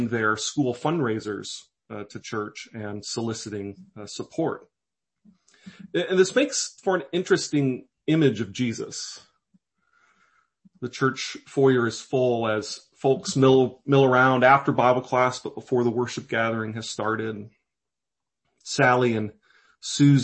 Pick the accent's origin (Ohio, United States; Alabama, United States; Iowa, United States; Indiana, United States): Iowa, United States; Davenport; the church that I grew up at in Davenport, Iowa